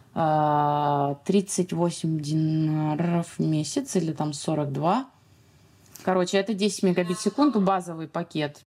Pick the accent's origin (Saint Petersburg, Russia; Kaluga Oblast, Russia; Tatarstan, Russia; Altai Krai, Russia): Saint Petersburg, Russia; moved away as an adult; now in Tunisia; Я из города Санкт-Петербург